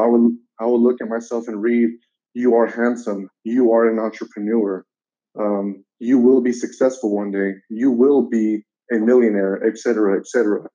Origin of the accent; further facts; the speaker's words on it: United States; I've been in the country since the age of five. I am now 25